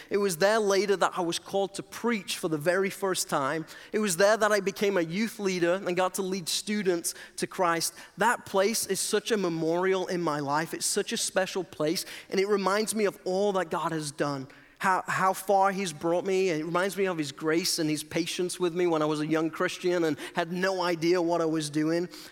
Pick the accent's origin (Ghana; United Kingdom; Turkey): United Kingdom; England; moved away as an adult; I'm originally from England